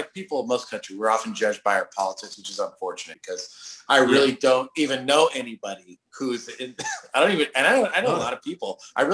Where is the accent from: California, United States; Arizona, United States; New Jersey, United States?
California, United States; Los Angeles; I grew up in Los Angeles.